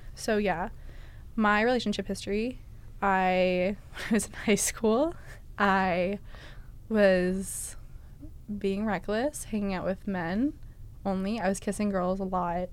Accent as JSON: {"language": "English", "region": "Massachusetts", "country": "United States", "said": "I am from Massachusetts"}